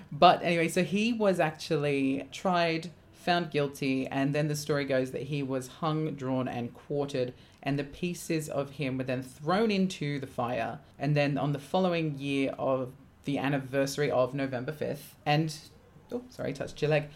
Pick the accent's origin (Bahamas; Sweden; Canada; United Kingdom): United Kingdom; England; growing up in England